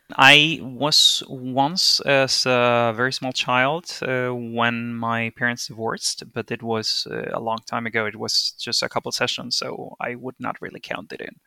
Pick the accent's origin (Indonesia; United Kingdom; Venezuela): Venezuela; moved away as an adult; also born or lived in Bingen am Rhein, Germany; now in Berlin, Germany; I am originally from Venezuela. I was born and raised there